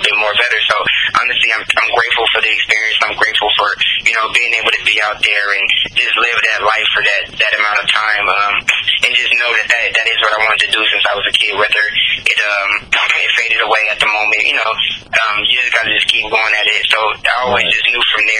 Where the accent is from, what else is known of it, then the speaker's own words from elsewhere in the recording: Los Angeles, California, United States; also born or lived in Victorville, California; I'm originally from Los Angeles, California, but partly raised in Victorville, California.